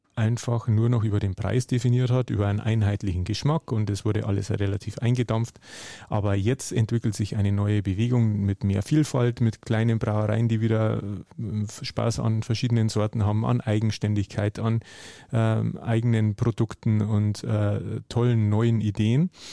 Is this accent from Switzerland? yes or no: no; Hallertau, Bavaria, Germany; die Nähe zu Bier war mir irgendwo schon immer äh, auch durch meine Heimat gegeben. Also ich komme aus der Hallertau, der Hopfenanbaugegend